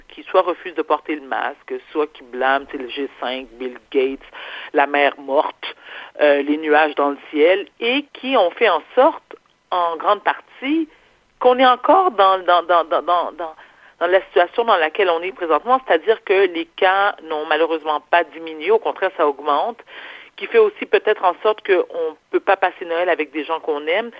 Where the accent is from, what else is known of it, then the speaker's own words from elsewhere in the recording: Quebec, Canada; also born or lived in New York / Paris; je suis née au Québec